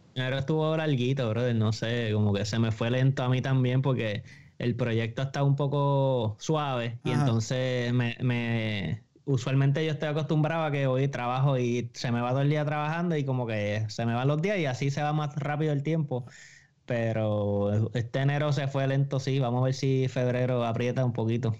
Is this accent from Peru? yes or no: no; Bayamón, Puerto Rico; soy de Bayamón también